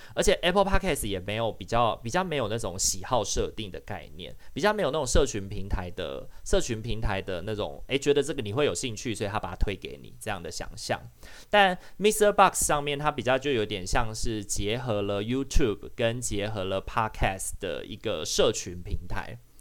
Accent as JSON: {"language": "Chinese", "country": "Taiwan", "accent": "Taiwanese Hokkien", "first_language": "Taiwanese Hokkien", "second_language": "Chinese", "said": "像我跟阿明的母语，我们的认同就是闽南语，就台语"}